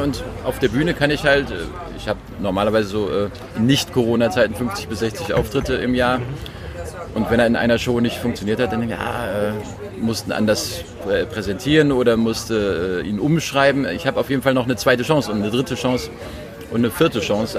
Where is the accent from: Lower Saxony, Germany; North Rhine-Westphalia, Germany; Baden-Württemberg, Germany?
North Rhine-Westphalia, Germany; ich bin auch Rheinländer mit Migrationshintergrund weil meine Eltern ja Westfalen sind.